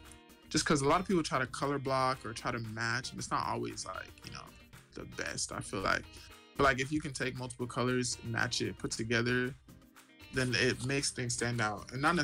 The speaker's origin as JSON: {"language": "English", "town": "Dallas", "region": "Texas", "country": "United States", "said": "I'm from Dallas. I transferred to the University of Houston."}